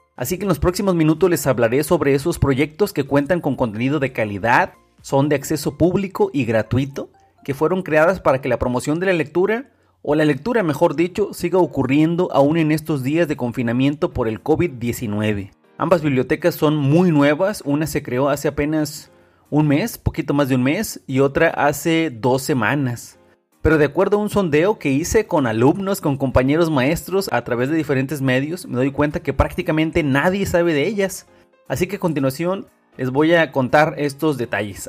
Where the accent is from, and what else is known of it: Mexico